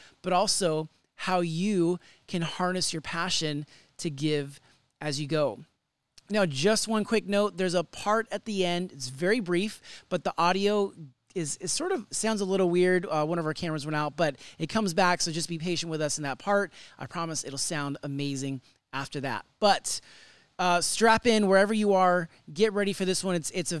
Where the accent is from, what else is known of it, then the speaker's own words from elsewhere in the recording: Sacramento, California, United States; my hometown, Sacramento